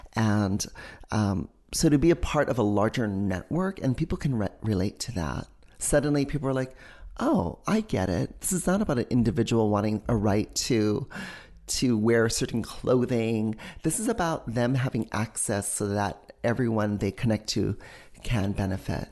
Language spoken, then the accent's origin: English; Hawaii, United States; moved away as an adult; also born or lived in New York City; When you're growing up in Hawaii